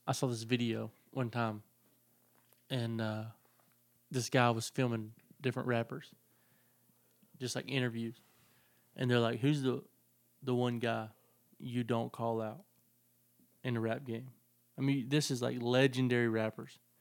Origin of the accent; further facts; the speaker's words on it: the South, United States; I'm from the South